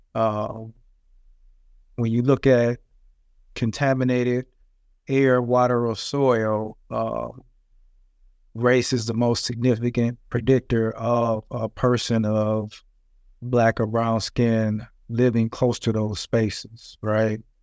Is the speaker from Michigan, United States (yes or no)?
yes; Flint, Michigan, United States; I was born and raised in Flint, Michigan